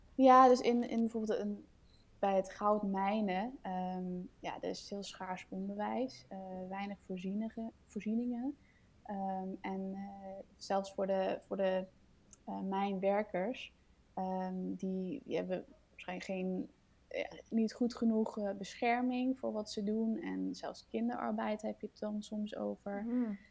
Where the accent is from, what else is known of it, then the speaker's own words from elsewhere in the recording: Denmark; now in Netherlands; ik kom uit Denemarken oorspronkelijk. Ehm, ik woon in Nederland nu